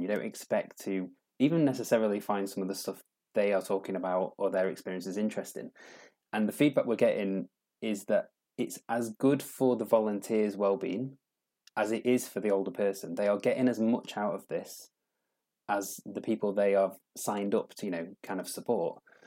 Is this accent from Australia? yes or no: no; Doncaster, Yorkshire and the Humber, United Kingdom; moved away as an adult; also born or lived in London; I'm from Doncaster, and I lived down in London for a long time and decided I'd kind of got to a stage with London where I wanted to move back to my roots